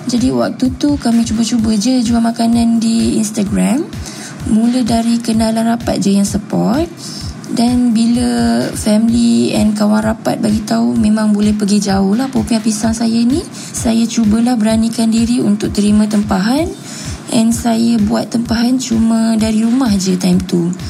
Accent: Ampang, Selangor, Malaysia; Saya berumur 29 tahun. Saya berasal dari Ampang. Saya adalah anak kedua dari tiga orang adik-beradik.

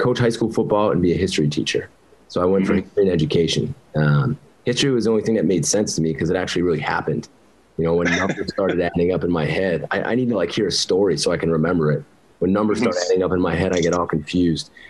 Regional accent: New Jersey, United States; moved away; I grew up in North Jersey

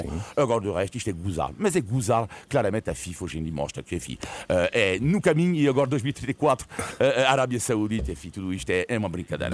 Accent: France; eu sou, sou francês

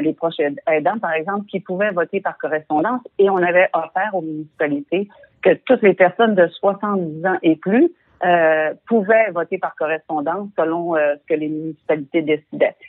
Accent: Quebec, Canada

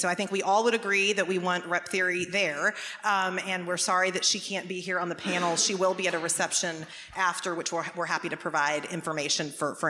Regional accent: Waco, Texas, United States; I grew up in Waco, Texas, which has many wonderful things, but also was the heart of a lot of religious right extremism.

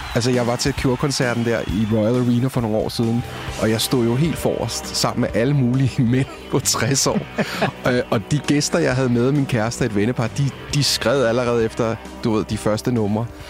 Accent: Copenhagen, Capital Region of Denmark, Denmark; jeg er fra Østerbro, Indre Østerbro. Øh, jeg har gået på Ingrid Jespersens privatskole.

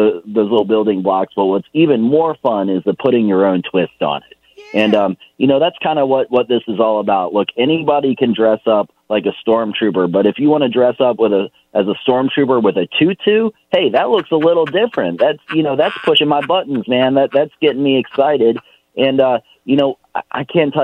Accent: Richmond, Virginia, United States; I was born and raised here in Richmond, and so my heart really does belong right here in River City.

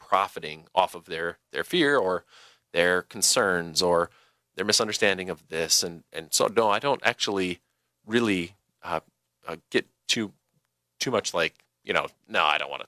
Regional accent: Lancaster, Wisconsin, United States; from my hometown. I'm from Lancaster, Wisconsin

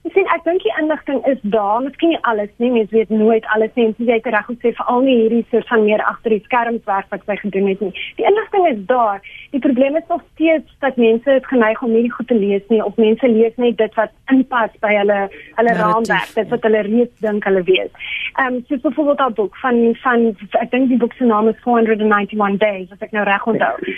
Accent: South Africa; Ek is ook 'n Afrikaner. Ehm um, en maar ek is ook 'n Suid-Afrikaner.

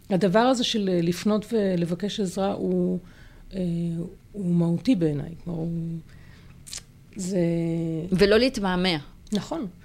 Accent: Haifa, Haifa District, Israel; אני גדלתי בחיפה וגדלתי על העצים רוב הזמן.

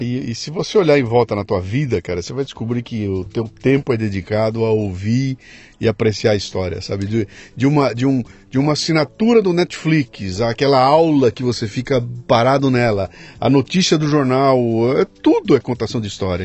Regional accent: Brazil; sou brasileiro

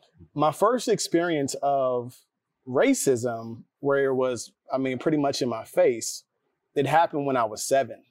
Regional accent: North Carolina, United States; moved away as an adult; now in Atlanta, United States; I'm from North Carolina, and in elementary school, my neighborhood was predominantly Black.

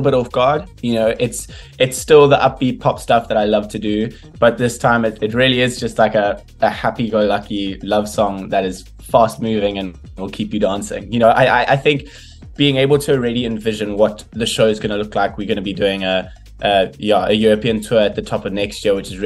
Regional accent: South Africa; as a South African

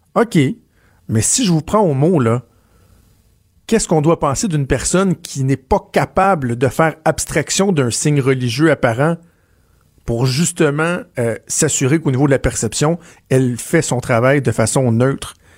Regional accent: Quebec, Canada; je viens du Québec

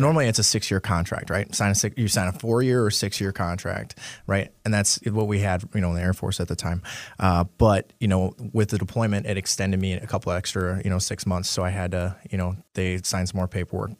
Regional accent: Marinette, Wisconsin, United States; also born or lived in Crivitz, Wisconsin; I grew up in northern Wisconsin, northeast Wisconsin, uh, in a small town, well, not really too small, Marinette, Wisconsin.

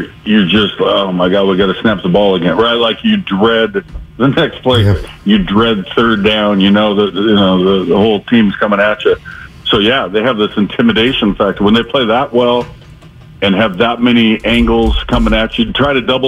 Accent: Seattle, Washington, United States; I'm from Seattle, rooting for my home team

